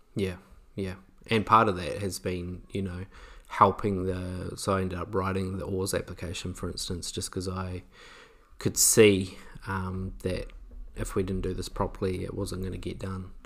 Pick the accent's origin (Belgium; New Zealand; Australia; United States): New Zealand; maybe being a Kiwi